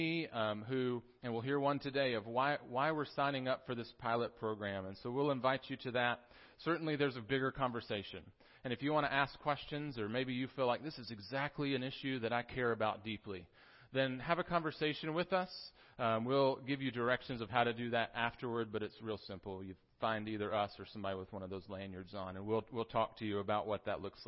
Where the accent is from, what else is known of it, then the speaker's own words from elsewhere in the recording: Tennessee, United States; accent: Southern; also born or lived in South Carolina; I was born in South Carolina, although most of my upbringing was in Tennessee. So I'm a Southern boy